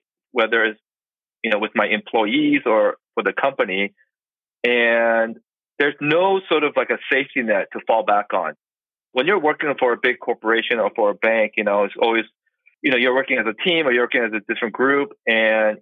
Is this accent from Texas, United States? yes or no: no; Boston, Massachusetts, United States; now in Los Angeles, United States; I currently live in Los Angeles, but I'm originally from Boston. So I'm an East Coast guy